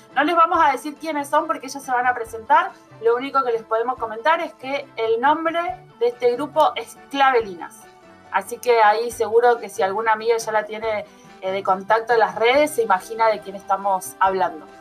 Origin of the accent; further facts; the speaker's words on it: Argentina; como los argentinos